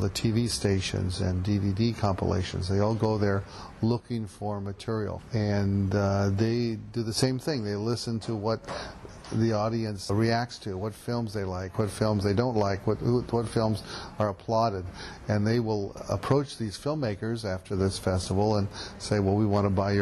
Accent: Portland, Oregon, United States; now in New York, United States; It's my hometown

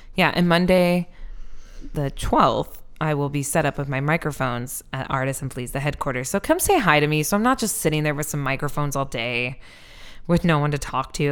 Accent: Iowa, United States; also born or lived in Seattle, Washington; now in Philadelphia, United States; Iowa, where I, like, grew up a bunch

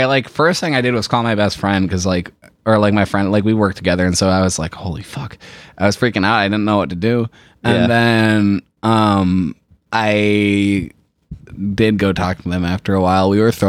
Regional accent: Dallas, Texas, United States; born there; I was born in Dallas, actually.

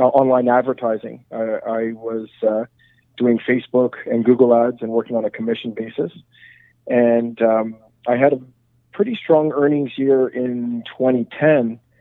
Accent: Montreal, Quebec, Canada; So I'm born and raised in Montreal.

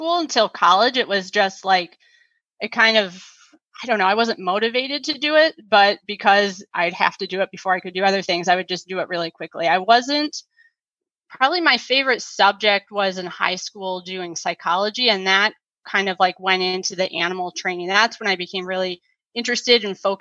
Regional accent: South Lyon, Michigan, United States; also born or lived in Ypsilanti, Michigan; I was born in Ypsilanti, St. Joe's. I grew up and still live in the South Lyon, Southeast Michigan area of Michigan.

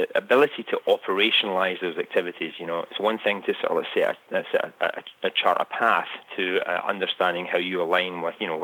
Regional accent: Scotland, United Kingdom; moved away as an adult; now in United States; you can tell from my accent, I'm originally from Scotland, although I've lived in the US for close to 20 years

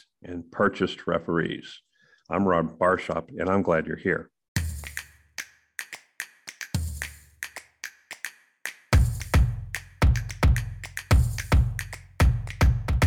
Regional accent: Texas, United States; And I'm from Texas

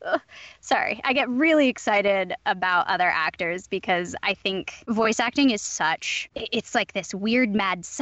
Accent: Southern California, United States; I'm from Southern California.

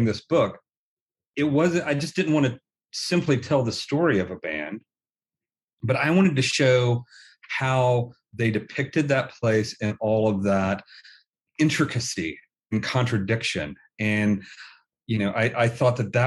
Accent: Tennessee, United States; I was born and raised in Tennessee and have family in Alabama

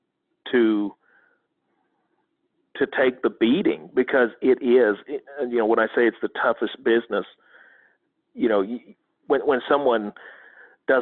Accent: Corn, Oklahoma, United States; I'm from Corn, Oklahoma. I mean, there's 503 people out here.

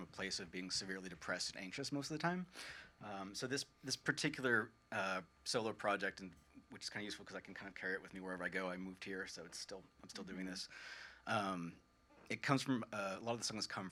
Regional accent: Fairfield, Vermont, United States; also born or lived in St. Albans, Vermont; I grew up in Fairfield, of all places

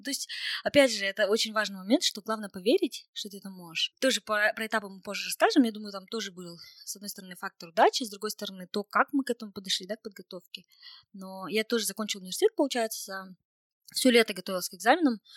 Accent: Kokshetau, Akmola Region, Kazakhstan; Я из Кукшетау, где, в принципе, очень так, э, ну, русскоговорящее население. Мы доба-, дома не разговариваем на, на казахском языке вообще.

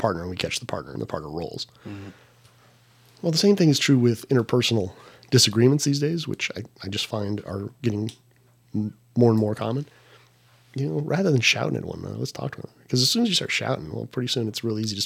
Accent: San Diego, California, United States; moved away; I'm from San Diego

